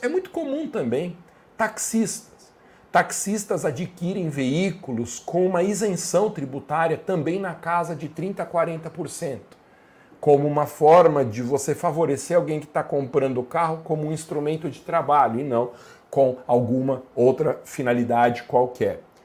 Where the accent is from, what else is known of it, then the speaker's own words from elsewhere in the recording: Guarulhos, São Paulo, Brazil; em Guarulhos, minha cidade natal